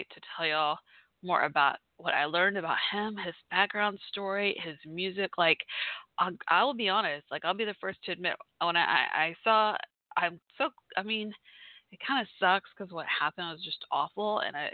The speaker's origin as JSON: {"language": "English", "town": "Fort Worth", "region": "Texas", "country": "United States", "said": "I'm from Fort Worth, Texas, Dallas, Fort Worth in the house"}